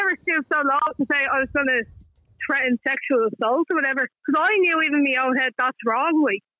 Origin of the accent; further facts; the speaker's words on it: Dublin, Leinster, Ireland; like in Fingus, it's not as bad as it used to be. Now, there is certain areas that are still, like I grew up in Secure Park.